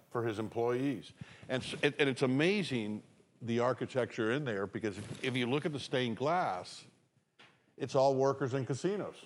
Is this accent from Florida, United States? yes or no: yes; Florida, United States; moved away; I'm from Florida